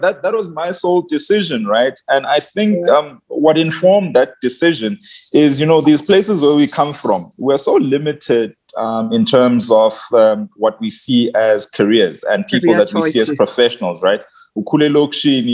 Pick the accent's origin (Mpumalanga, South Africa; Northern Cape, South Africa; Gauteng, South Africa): Mpumalanga, South Africa; Barberton; also born or lived in Schoemansdal; I come from Mpumalanga, Naspoort